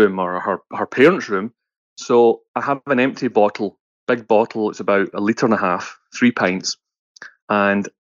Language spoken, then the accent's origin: English; Scotland, United Kingdom; we're from Scotland.